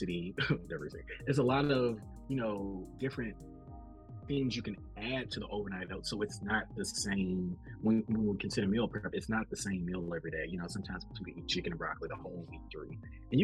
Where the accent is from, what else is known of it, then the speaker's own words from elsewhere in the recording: the South, United States; I'm from the South